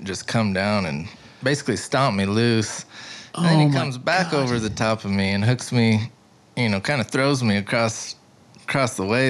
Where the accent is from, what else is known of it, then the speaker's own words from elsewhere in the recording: Albuquerque, New Mexico, United States; also born or lived in Stanley, New Mexico / Moriarty, New Mexico; So when I was 10, I lived in that house. But I grew up in Albuquerque and then Stanley, which is about 20 minutes up the road here. So I'm pretty close to right here, actually.